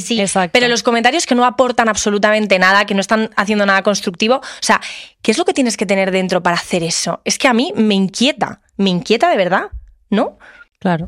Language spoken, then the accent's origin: Spanish; Madrid, Community of Madrid, Spain; soy de Madrid